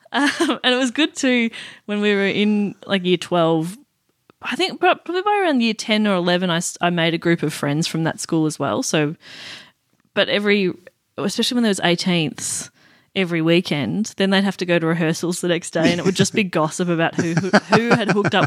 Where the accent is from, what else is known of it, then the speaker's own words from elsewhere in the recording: Wantirna South, Victoria, Australia; I grew up out in Wantirna South originally.